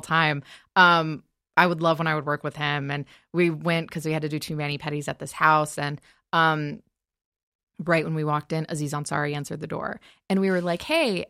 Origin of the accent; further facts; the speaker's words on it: Michigan, United States; moved away as an adult; now in Los Angeles, United States; I remember growing up in Michigan and I, um, I love LA. I love living here